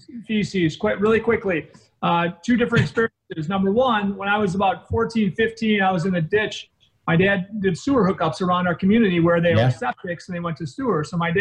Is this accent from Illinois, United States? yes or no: yes; northern Illinois, United States; born or raised there